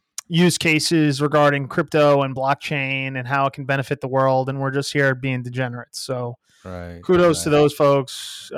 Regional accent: Alabama, United States; I am from Alabama. People didn't know.

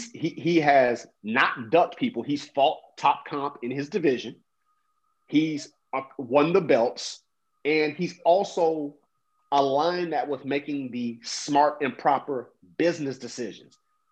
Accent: Brooklyn, New York, United States; born there; now in Texas, United States; I'm in the market, Texas, you know, and I was born in Brooklyn, New York

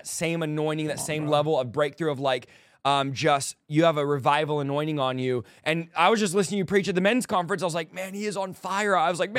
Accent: California, United States; Now, I'm from California, but I don't play around.

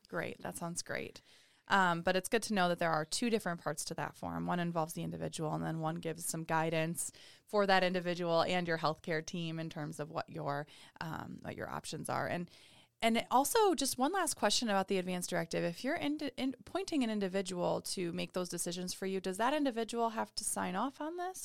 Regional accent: Oregon, United States; moved away; I'm from Oregon

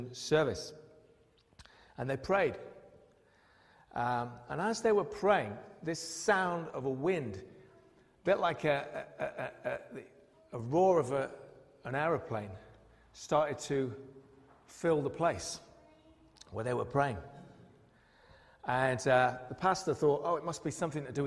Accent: United Kingdom; we're British

